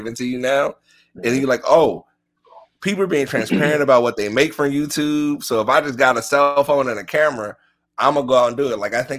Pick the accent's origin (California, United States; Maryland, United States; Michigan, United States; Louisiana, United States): Maryland, United States; I mean, I come from Maryland. I used to drive from Silver Spring to like Bowie.